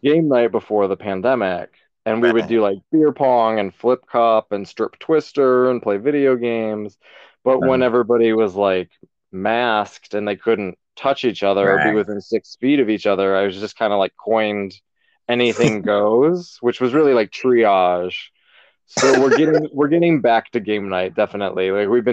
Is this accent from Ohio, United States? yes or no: yes; a little tiny town west of Cleveland, Ohio, United States; moved away as an adult; now in New York, United States; I'm from a little tiny town, a little bit west of Cleveland, Ohio, but it was very rural when I was growing up